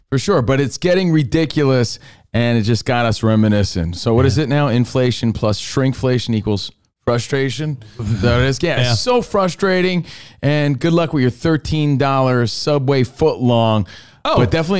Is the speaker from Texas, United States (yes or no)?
no; Union, New Jersey, United States; And, dude, speaking of New York, growing up in New Jersey, I'm from Union, New Jersey. I would take the Lincoln Tunnel to New York City.